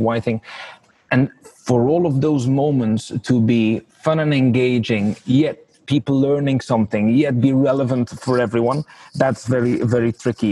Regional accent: Belgium; moved away as an adult; also born or lived in Geneva; now in Ireland; I'm from Belgium originally

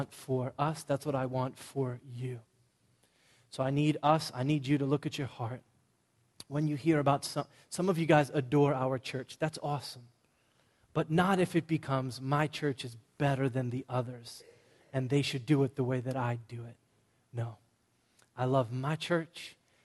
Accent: Boston, Massachusetts, United States; I'm from Boston

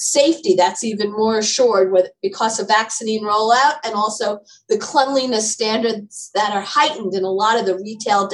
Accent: New York City, New York, United States; I grew up in Manhattan, and my family had a bookstore on Madison Avenue

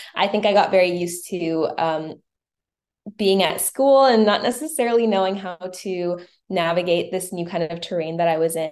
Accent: Winnipeg, Manitoba, Canada; I am from Manitoba, Winnipeg, Manitoba

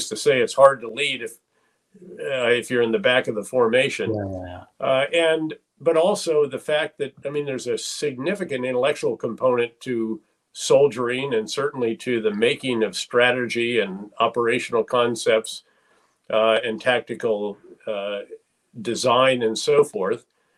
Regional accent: 7 miles from West Point, New York, United States; the U.S. Military Academy at West Point, which happened to be 7 miles from my hometown.

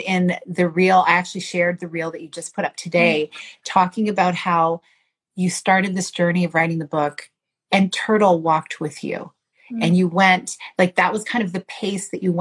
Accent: Canada; as a Canadian woman

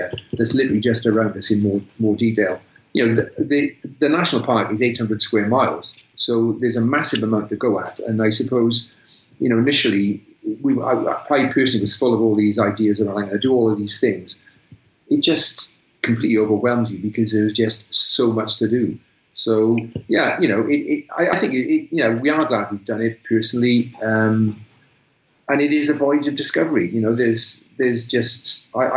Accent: South Wales, United Kingdom; moved away as an adult; also born or lived in Malvern; now in North Wales, United Kingdom; We're both from South Wales

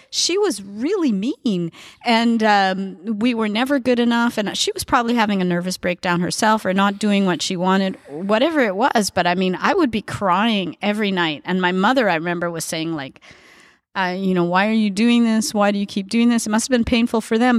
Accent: Edmonton, Alberta, Canada; now in Montreal, Canada; I grew up in Edmonton

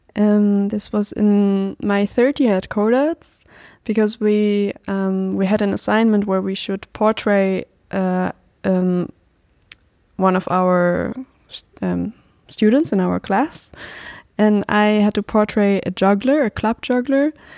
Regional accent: Germany; I'm twenty-five years old now and I'm from Germany.

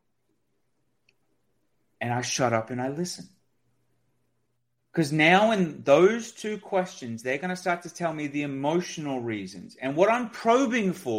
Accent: Australia; I'm Australian

